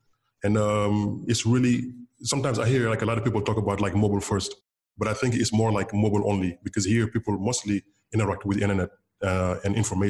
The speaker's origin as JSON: {"language": "English", "country": "Senegal", "said": "I just wanted to basically start something in West Africa, in my home country. And I just started the Dakar Bitcoin Developers Meetup."}